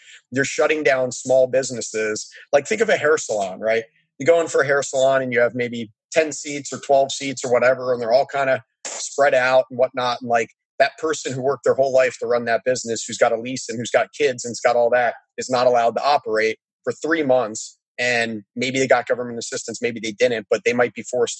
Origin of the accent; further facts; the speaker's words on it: Annapolis, Maryland, United States; I grew up in Annapolis, Maryland, next to the Naval Academy.